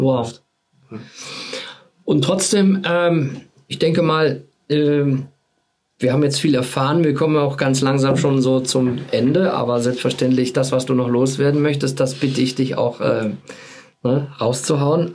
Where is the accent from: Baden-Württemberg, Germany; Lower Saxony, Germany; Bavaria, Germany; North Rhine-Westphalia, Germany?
North Rhine-Westphalia, Germany; Dinslaken; ich komme aus Hiesfeld. Also Dienstlaken Hiesfeld.